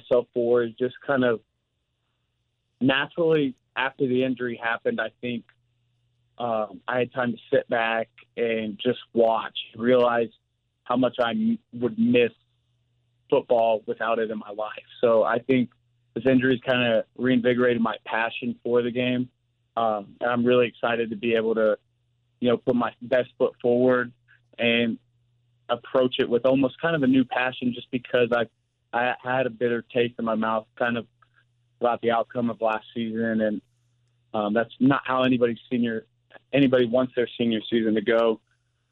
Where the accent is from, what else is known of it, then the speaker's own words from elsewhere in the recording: Missouri, United States; play in my home state